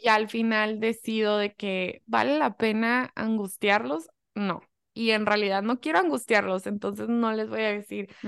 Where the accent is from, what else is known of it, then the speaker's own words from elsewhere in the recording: United States; moved away; also born or lived in Germany / Mexico (family heritage); soy mucho más gringa, o sea, 100% mucho más gringa